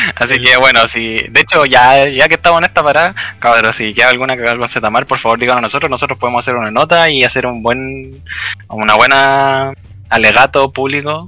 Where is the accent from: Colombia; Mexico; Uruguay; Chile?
Chile